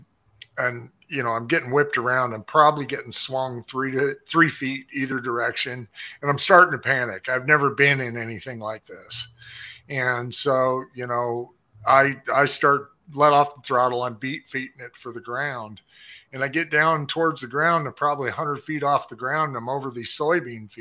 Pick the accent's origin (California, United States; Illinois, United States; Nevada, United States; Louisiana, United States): Nevada, United States; Las Vegas; moved away as an adult; now in Wichita, United States; I'm from Vegas, but I grew up, you know, driving on dirt roads.